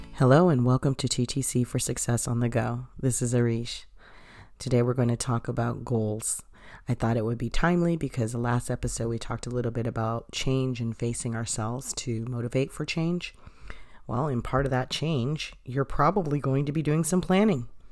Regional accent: Boston, Massachusetts, United States; I'm from Boston.

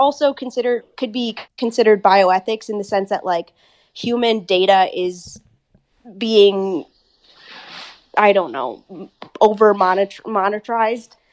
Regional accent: Minnesota, United States; accent: American; also born or lived in England; we eventually moved to good old Minnesota, and then I've been there ever since

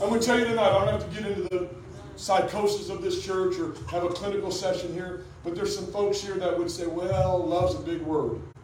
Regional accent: Detroit, Michigan, United States; I was born in Detroit

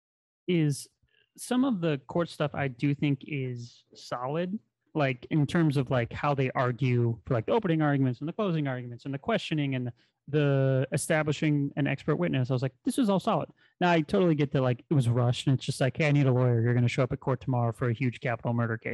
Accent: Midwest, United States; we're both from the Midwest

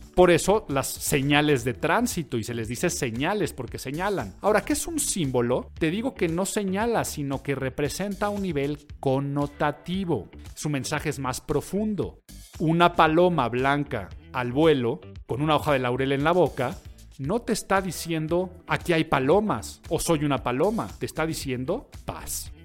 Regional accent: Mexico; los mexicanos tenemos un hablar muy particular

